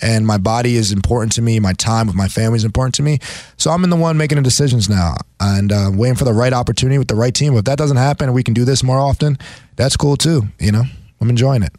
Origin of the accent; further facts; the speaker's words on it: New Jersey, United States; I'm from South Jersey